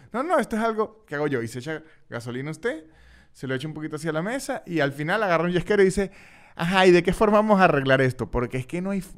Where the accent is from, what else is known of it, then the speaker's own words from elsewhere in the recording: San Cristóbal, Táchira, Venezuela; now in Argentina; San Cristóbal, la ciudad de donde yo soy en Venezuela